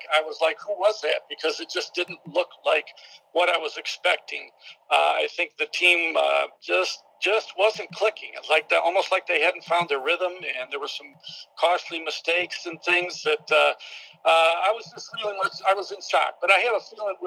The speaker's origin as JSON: {"language": "English", "town": "Friendship", "region": "New York", "country": "United States", "tie": "born or raised there", "said": "I'm from the Western New York area, from the southern tier, a little town called Friendship, New York."}